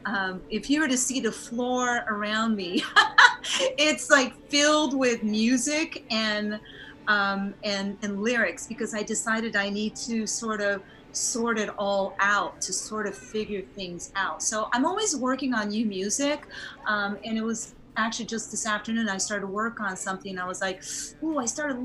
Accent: United States; also born or lived in Japan; I lived there in my youth, like between ages 3 and 7

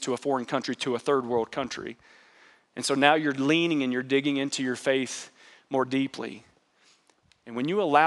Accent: United States; as an American

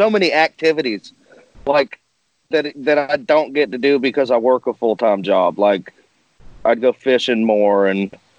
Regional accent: North Carolina, United States; I'm from North Carolina, and I am a father to three.

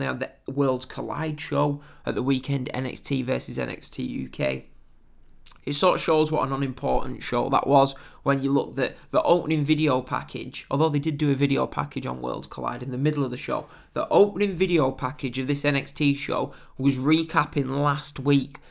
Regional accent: England, United Kingdom; I'm, I'm British, English

